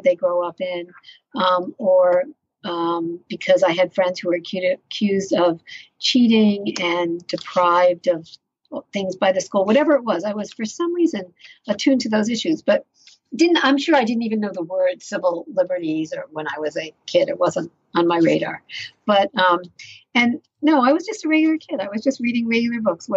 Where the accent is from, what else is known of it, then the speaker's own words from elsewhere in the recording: New London, Connecticut, United States; I'm from New London, Connecticut